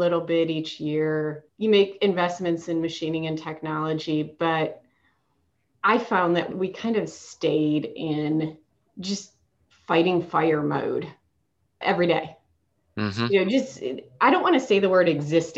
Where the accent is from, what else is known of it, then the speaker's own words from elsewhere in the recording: Michigan, United States; moved away as an adult; also born or lived in Charlotte, North Carolina; now in Concord, United States; I am from Michigan. After I graduated from Michigan State, I moved to Charlotte to work for Bank